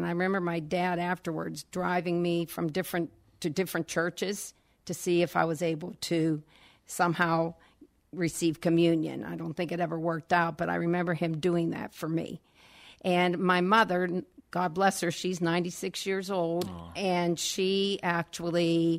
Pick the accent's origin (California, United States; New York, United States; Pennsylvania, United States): Pennsylvania, United States; Natrona Heights; Yes, I enjoyed growing up in Natrona Heights.